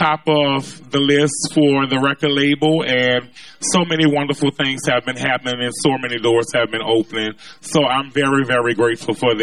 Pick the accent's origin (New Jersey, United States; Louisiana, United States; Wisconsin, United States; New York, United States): Louisiana, United States; New Orleans; I'm born and from the Third Ward. I grew up on Josephine Street, which is not far from here